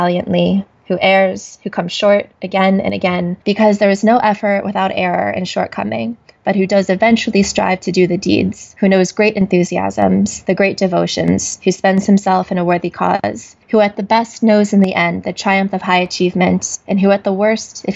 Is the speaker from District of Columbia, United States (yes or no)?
yes; Washington, District of Columbia, United States; also born or lived in South Korea; raised by a large white Jewish family in Washington, D.C., where I spent my entire childhood